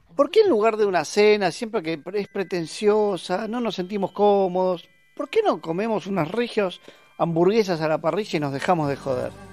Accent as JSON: {"language": "Spanish", "region": "Buenos Aires", "country": "Argentina", "said": "Somos porteños"}